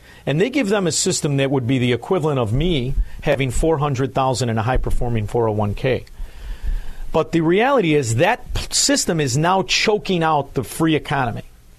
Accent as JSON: {"language": "English", "town": "Chicago", "region": "Illinois", "country": "United States", "said": "So I'm from Chicago, Illinois."}